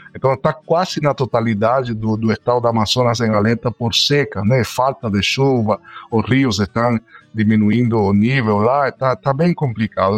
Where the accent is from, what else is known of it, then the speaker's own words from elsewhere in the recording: Cuba; moved away as an adult; now in Brazil; eu sou nascido em Cuba, aí moro aqui no Brasil já faz nove anos